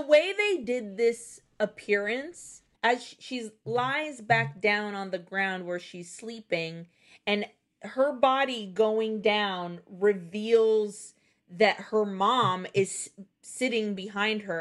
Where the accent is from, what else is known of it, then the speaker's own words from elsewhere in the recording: Nicaragua; moved away; also born or lived in Brazil; Growing up in Nicaragua